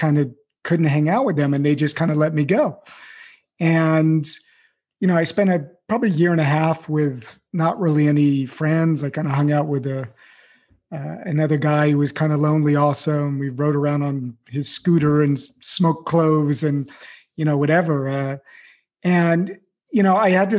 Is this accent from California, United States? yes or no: yes; Beverly Hills, California, United States; I grew up in Beverly Hills in, you know, pretty good situation.